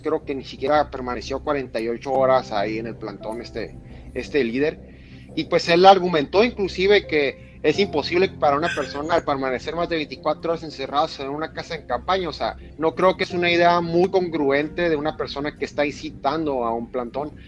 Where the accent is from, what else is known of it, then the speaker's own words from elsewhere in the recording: Mexico; nosotros como mexicanos